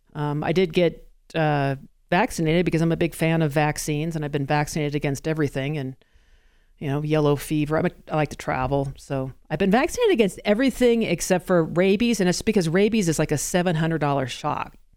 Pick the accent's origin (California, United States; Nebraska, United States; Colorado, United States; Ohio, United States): Colorado, United States; I am in fact a Colorado native